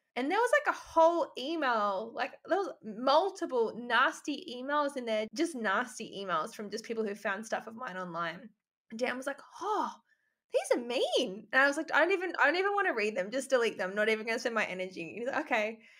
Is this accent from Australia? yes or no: yes; Albury, New South Wales, Australia; moved away as an adult; also born or lived in Gold Coast; I'm from Albury, which isn't really, it's a small town, but it's not actually that small, but everyone knows everyone. And so I, I lived there until I was 18, then moved to the Gold Coast